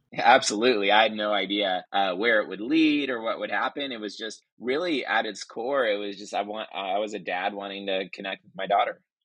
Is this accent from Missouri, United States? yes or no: no; Northern California, United States; moved away as an adult; also born or lived in Washington State; now in Oklahoma City, United States; moved, uh, down to Northern California, which is where I grew up